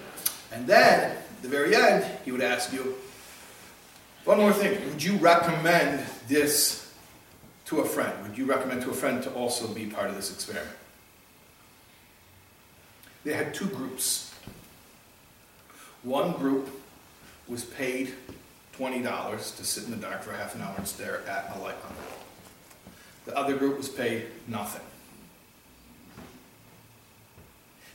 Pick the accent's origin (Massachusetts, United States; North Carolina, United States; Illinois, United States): Illinois, United States; Chicago; when I was a kid, growing up in Chicago